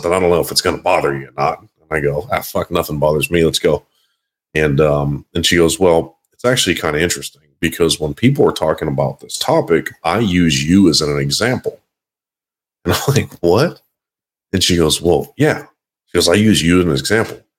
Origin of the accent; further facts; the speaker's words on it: Quebec, Canada; I am not Canadian. I am Quebecois.